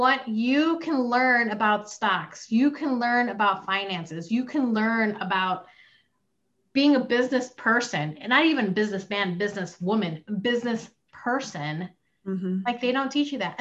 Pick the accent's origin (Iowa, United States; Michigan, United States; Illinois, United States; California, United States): Illinois, United States; Chicago; born or raised there; also born or lived in Philippines / Plainfield, Illinois